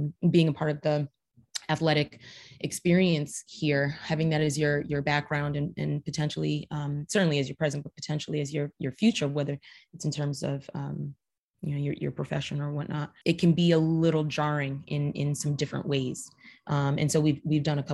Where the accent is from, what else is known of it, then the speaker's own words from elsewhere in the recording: New Haven, Connecticut, United States; moved away as an adult; also born or lived in New York / Chicago; growing up in New Haven, you know, I was a townie